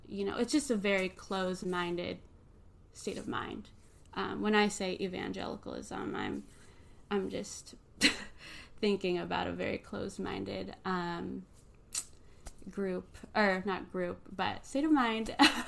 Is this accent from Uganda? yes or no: no; Philippines; now in United States; Yeah, I think as a Filipino worship leader, I think about the roots that I grew up with, which is the importance of hospitality